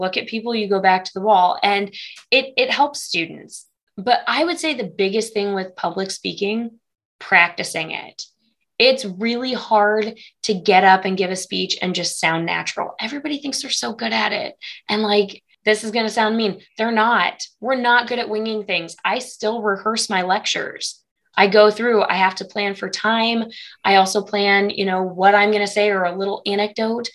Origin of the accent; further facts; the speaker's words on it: Galesburg, Illinois, United States; moved away as an adult; also born or lived in Morgantown, West Virginia; now in Maryville, United States; I'm originally from Illinois, the Galesburg area